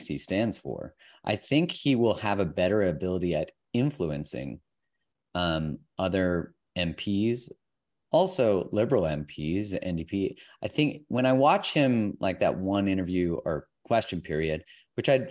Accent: Alberta, Canada; moved away; also born or lived in Vancouver; I grew up in Alberta

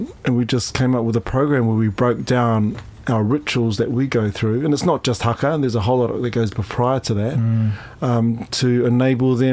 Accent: Taranaki, New Zealand; moved away as an adult; also born or lived in Dunedin, New Zealand; now in London, United Kingdom; I was brought up in Upper Hutt in Taranaki

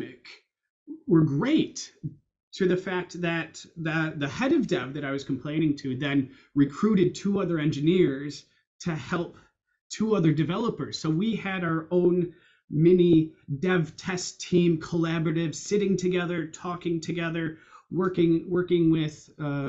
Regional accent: Chicago, Illinois, United States; moved away as an adult; also born or lived in Iowa / Edinburgh, Scotland; you can tell by the accent, I grew up in the US, I grew up in Chicago

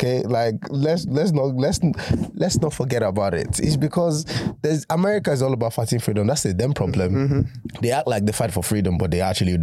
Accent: Nigeria; now in United Kingdom; I claim my Nigerian nationality

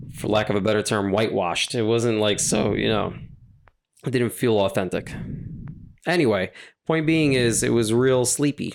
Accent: New York, United States; I'm from New York, I'm from, I'm born and raised in New York

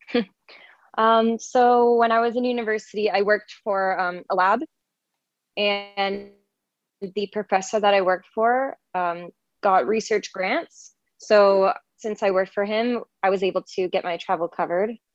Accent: Canada; also born or lived in Toronto; I'm from Canada and I've been born and raised here

